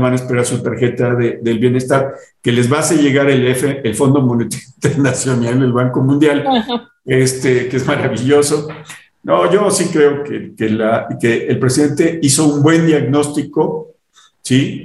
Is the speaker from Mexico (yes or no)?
yes; Mexico